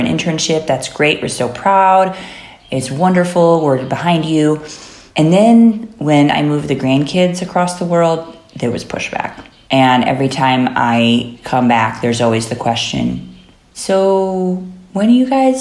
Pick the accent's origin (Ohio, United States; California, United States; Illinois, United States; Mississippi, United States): Illinois, United States; Chicago; moved away as an adult; also born or lived in Haridwar, India / Indiana; now in India; I'm basically from the Chicago area. So like that's a very, my family is very Midwestern